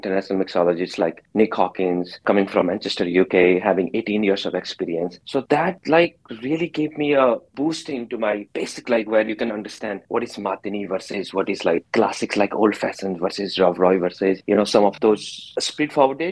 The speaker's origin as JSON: {"language": "English", "area": "state capital Dehradun", "region": "Uttarakhand", "country": "India", "tie": "born or raised there", "second_language": "English", "moved": "as an adult", "lives_now": "New York, United States", "said": "if somebody says rural India, that's me. I come from literally the foothill of Himalayas."}